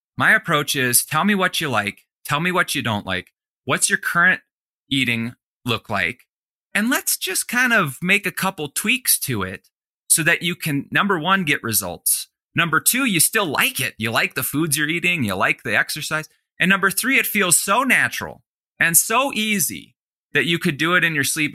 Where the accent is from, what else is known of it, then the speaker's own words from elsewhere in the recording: Colorado, United States; in Colorado, in my home state